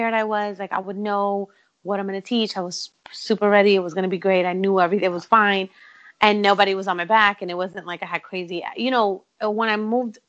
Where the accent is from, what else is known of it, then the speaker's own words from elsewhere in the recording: New York City, New York, United States; I'm from Brooklyn.